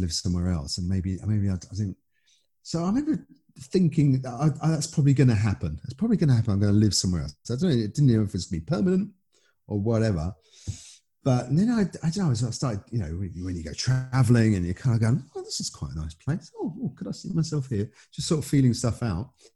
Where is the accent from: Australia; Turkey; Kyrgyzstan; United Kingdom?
United Kingdom; moved away as an adult; now in Netherlands; of course I'm British, you know, I still regard myself as British